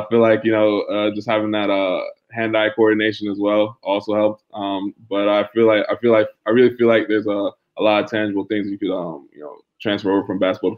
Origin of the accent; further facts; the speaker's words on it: New York, United States; growing up in New York